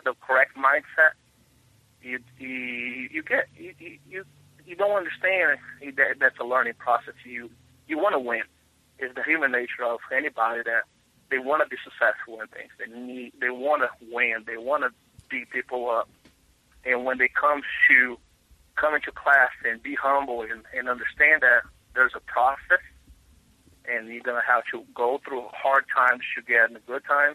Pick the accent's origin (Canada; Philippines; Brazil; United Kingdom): Brazil; Rio de Janeiro; now in Hammond, United States; I'm originally from Rio de Janeiro